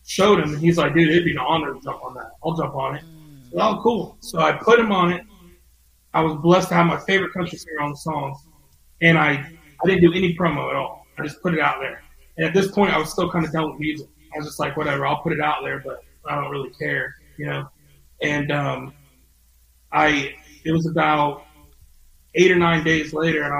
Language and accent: English; Ocala, Florida, United States; Ocala, my hometown